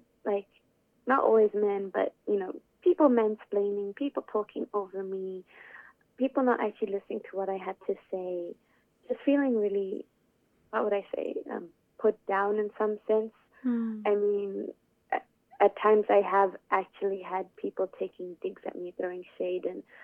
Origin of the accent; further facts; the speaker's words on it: Zimbabwe; now in Melbourne, Australia; I'm from Zimbabwe, where it's always nice and sunny, but Melbourne is not